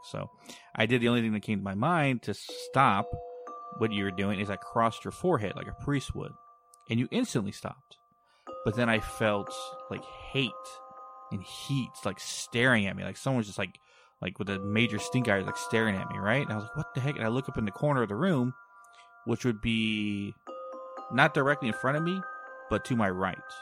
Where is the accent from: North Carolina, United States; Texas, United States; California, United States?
Texas, United States; my hometown